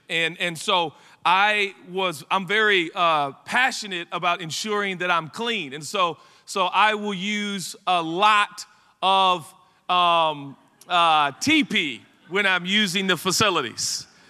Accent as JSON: {"language": "English", "town": "Portland", "region": "Oregon", "country": "United States", "tie": "born or raised there", "said": "I grew up in Portland, Oregon"}